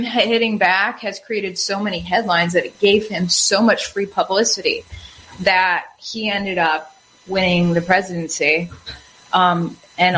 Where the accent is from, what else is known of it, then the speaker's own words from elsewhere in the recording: Wisconsin, United States; my home state